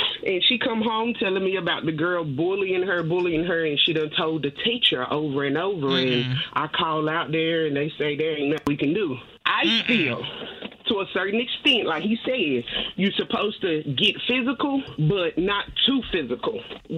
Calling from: Dudley, North Carolina, United States; I'm calling from Dudley, North Carolina.

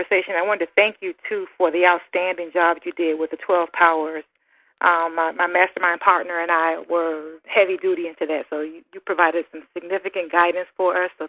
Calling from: Miami Gardens, Florida, United States; I'm calling you from the beautiful city of Miami Gardens, Florida.

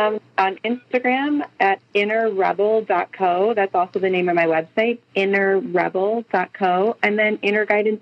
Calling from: Boise, Idaho, United States; I'm calling from Boise, Idaho.

